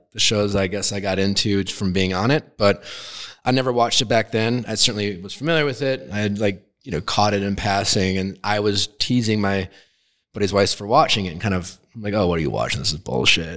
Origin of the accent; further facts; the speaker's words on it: Milwaukee, Wisconsin, United States; I grew up in Milwaukee, Wisconsin